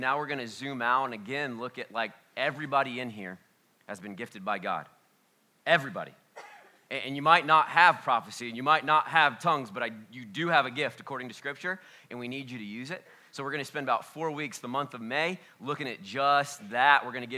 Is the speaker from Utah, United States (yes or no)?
no; Oxford, Ohio, United States; well, we're just from Oxford, Ohio.